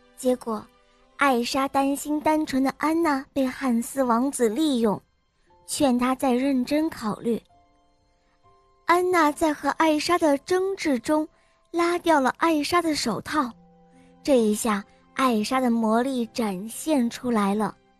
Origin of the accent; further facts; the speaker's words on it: Beijing, China; 我今年四岁了，我来自北京